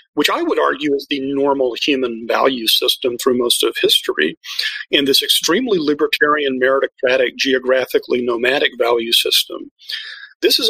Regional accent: Texas, United States; I'm a fifth generation native of Texas

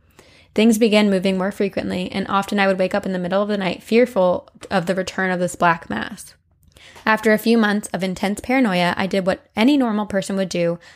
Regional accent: Massachusetts, United States; I'm from Massachusetts, and I've always been interested in witchcraft, ghosts, and the occult.

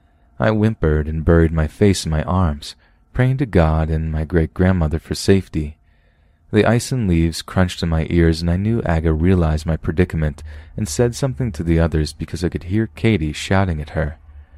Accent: Singapore; I'm from Singapore, where healthy males are required to serve at least 2 years in the military.

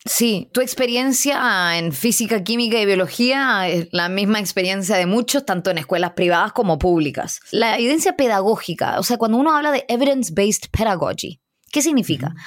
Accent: Chile; Soy chilena, hija de inmigrantes indios

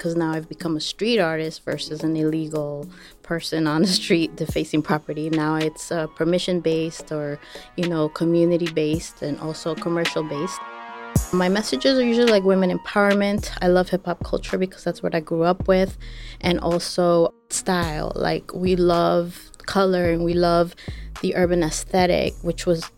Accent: New York City, New York, United States; also born or lived in Ecuador; I was born in Ecuador, but I grew up in Queens, New York.

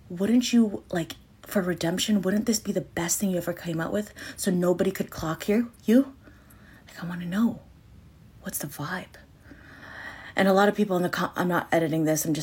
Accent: Canada; I'm your Canadian, Asian, Latina bestie.

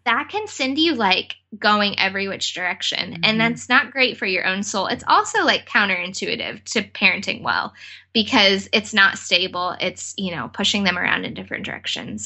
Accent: United States; as an American

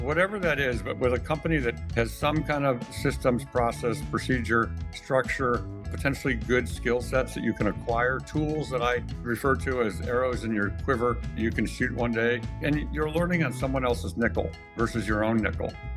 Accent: Cleveland, Ohio, United States; moved away as an adult; also born or lived in Michigan; I grew up in the Midwest in Cleveland, Ohio, a very Midwestern middle class background.

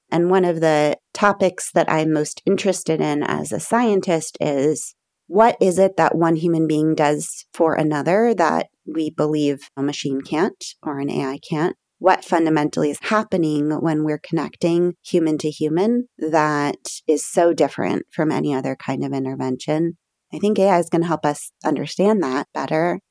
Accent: Berkeley, California, United States; I grew up in Berkeley, California, I live today about three miles from the house I grew

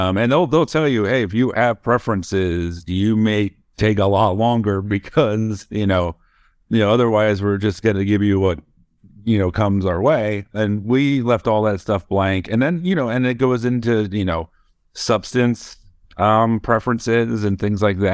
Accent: Florida, United States; moved away; I was born in Florida

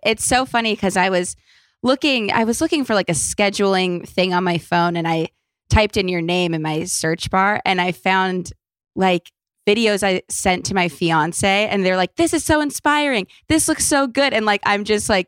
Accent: Los Angeles, California, United States; I was born in LA and I've been here forever

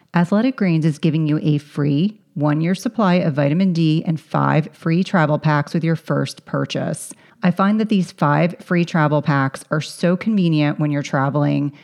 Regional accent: central New Jersey, United States; if anyone's familiar with central New Jersey, I grew up at the, at the shore

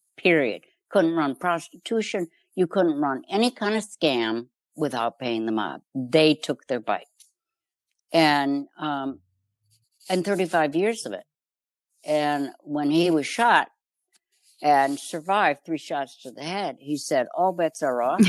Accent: Chicago, Illinois, United States; I grew up in Chicago

